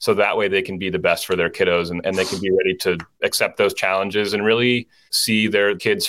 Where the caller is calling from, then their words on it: Los Angeles, California, United States; I'm in Los Angeles today.